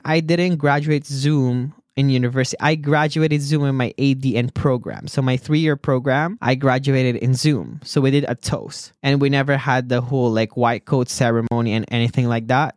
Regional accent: Philippines; I was born in the Philippines and I was raised by a single mother

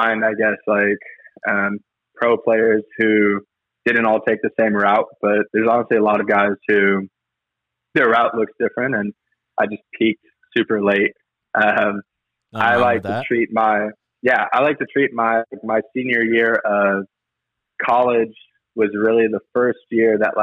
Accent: Arizona, United States; So yes, I'm from Arizona, live in Tempe.

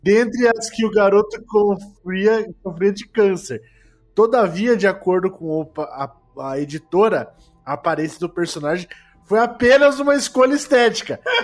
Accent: Sorocaba, São Paulo, Brazil; Sou do Desludo, Sorocaba, São Paulo

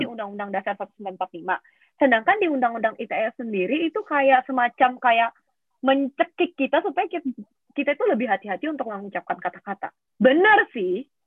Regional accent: Banjarmasin, South Kalimantan, Indonesia; Bandar Asin. Gue dari

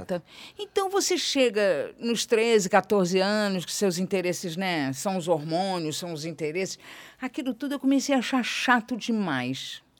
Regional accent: Rio de Janeiro, Brazil; Eu brincava em Vila Isabel, eu, eu fiquei, eu nasci em Vila Isabel, eu fiquei até meus 10 anos

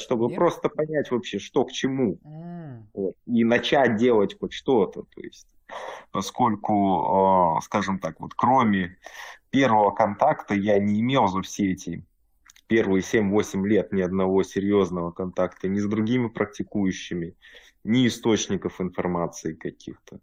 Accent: Russia; now in Germany; Родом я из России, живу в Германии.

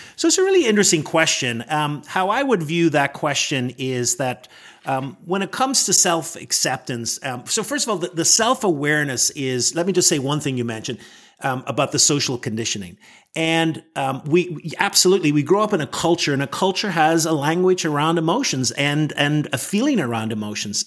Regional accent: Northern Ireland, United Kingdom; moved away as an adult; now in Washington, D.C., United States; I was born in Northern Ireland, and I grew up there

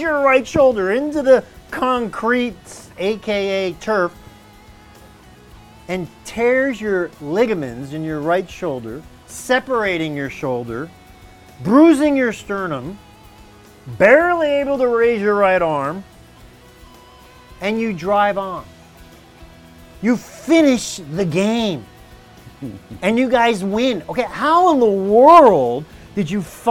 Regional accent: New Jersey, United States; growing up in Jersey

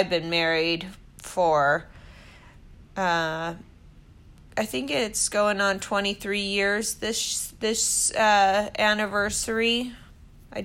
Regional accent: Washington, United States; moved away as an adult; also born or lived in Newport Beach, California; I was born and raised in Washington State

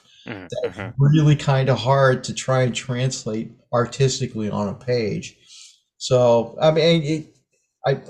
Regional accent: Maine, United States; I grew up in Maine. That's where I live now.

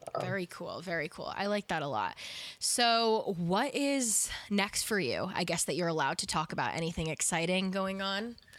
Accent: East Coast / New York, United States; I'm such a New York girl at heart, uh, and I feel like just growing up on the East Coast has had that effect on me

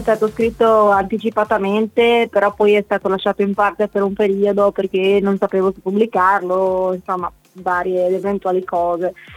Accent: Lestizza, Friuli-Venezia Giulia, Italy; also born or lived in Mortegliano; sono originaria del Galleriano di Lestizza, una mini frazione, però insomma siamo qua nella Bassa Friulana

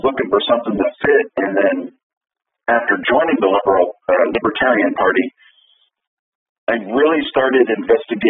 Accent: Central Kansas, United States; I was born and raised in Central Kansas, lived here most of my life.

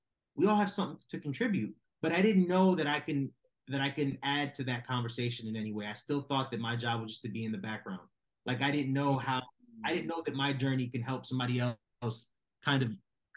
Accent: Virginia, United States; I grew up in Virginia.

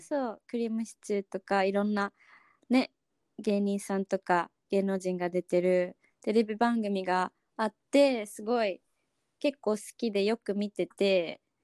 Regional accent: Okinawa, Japan; 私出身は沖縄なんだけど

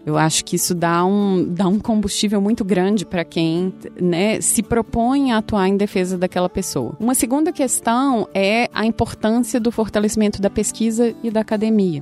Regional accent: Minas Gerais, Brazil; moved away; como vocês podem ver pelo meu sotaque, eu sou, eu sou sou de Minas

